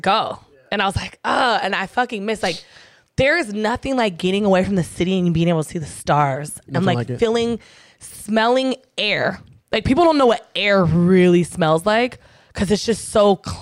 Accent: San Diego, California, United States; where I grew up in South San Diego

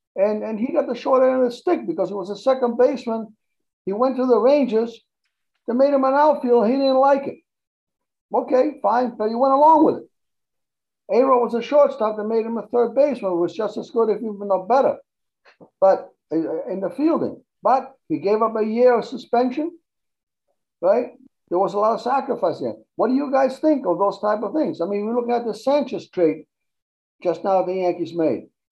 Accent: Argentina; now in United States; I didn't grow up in this country, but when I when I grew up in Argentina

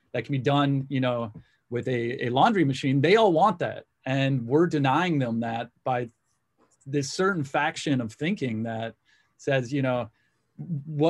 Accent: United States; also born or lived in Zambia; being born American

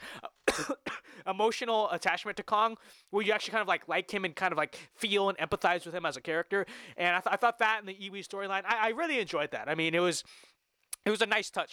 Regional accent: United States; I'm just an American

